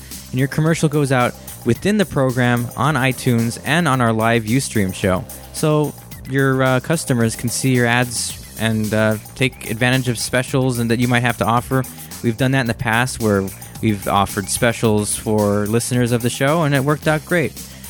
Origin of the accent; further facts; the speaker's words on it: California, United States; I grew up in the San Gabriel Valley, right, so I wasn't really too much into LA until I got a little bit older.